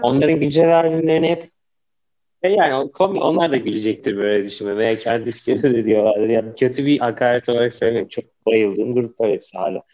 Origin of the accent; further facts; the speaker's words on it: Ankara, Turkey; Hani benim bütün çocukluğum orada geçti.